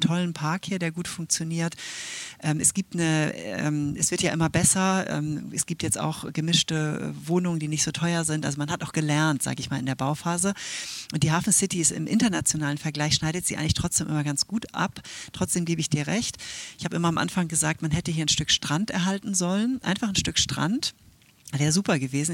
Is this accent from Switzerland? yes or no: yes; Switzerland; now in Hamburg, Germany; ich bin ja Schweizerin